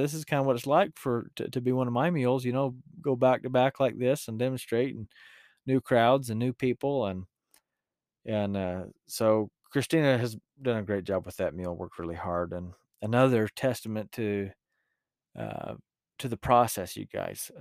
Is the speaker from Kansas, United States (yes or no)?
no; Utah, United States; accent: rural Utah; my rural Utah accent